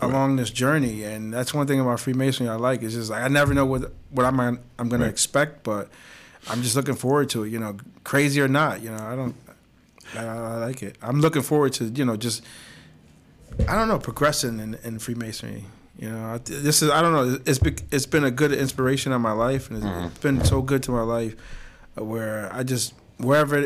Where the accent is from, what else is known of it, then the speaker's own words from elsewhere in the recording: Bridgeport, Connecticut, United States; growing up in Bridgeport for 31 years